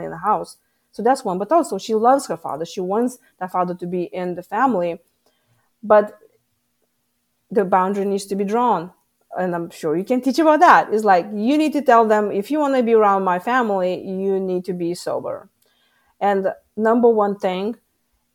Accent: Lithuania; moved away as an adult; now in United States; I come from Lithuania.

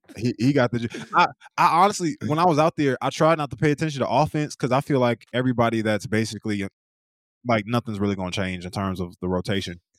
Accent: East Coast, United States; moved away; also born or lived in Oklahoma; I'm from the East Coast

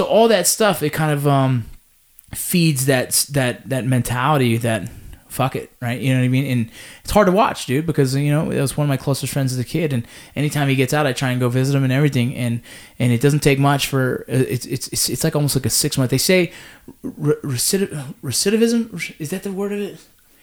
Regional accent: Los Angeles, California, United States; where I grew up

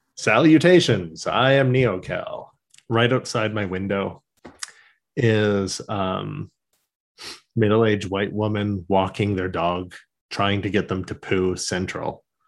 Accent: Canada; we're Canadian

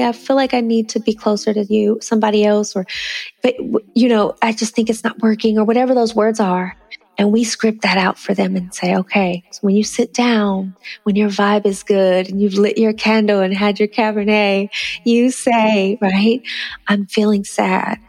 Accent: Northern California, United States; I'm from northern california and nice. san francisco and you know i grew up in a small town

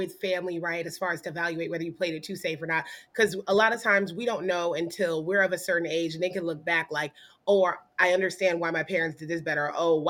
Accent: Japan; Oh, listen, I grew up in Japan, so I already know how the blazes get down.

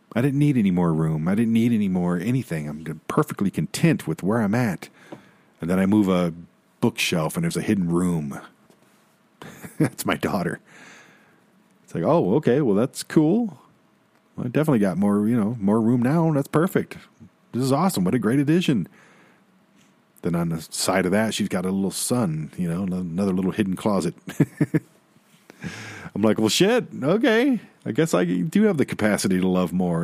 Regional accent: Detroit, Michigan, United States; I'm from Detroit

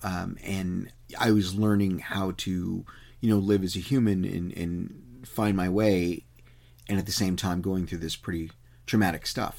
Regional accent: Texas, United States; the one I grew up in in Texas

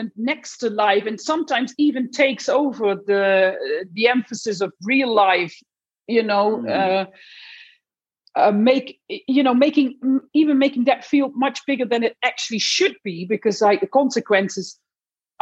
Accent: Netherlands; moved away; I'm from Holland. So I was in the Netherlands

